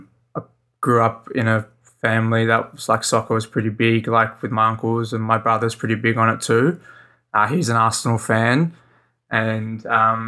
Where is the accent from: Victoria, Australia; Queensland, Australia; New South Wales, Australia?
New South Wales, Australia; Sydney; I'm from Sydney, Australia, just in the southern suburbs there